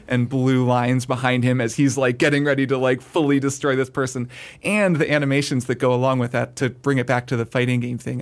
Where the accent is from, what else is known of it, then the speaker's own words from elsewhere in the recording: United States; as an American